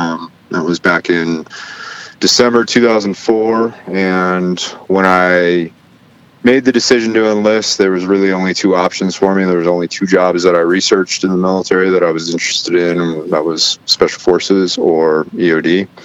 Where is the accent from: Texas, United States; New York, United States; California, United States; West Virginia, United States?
Texas, United States; Lubbock; born there; also born or lived in Arizona / Washington; I was born in Lubbock, Texas, and I spent equal parts of my life in Texas, Arizona, and Washington State.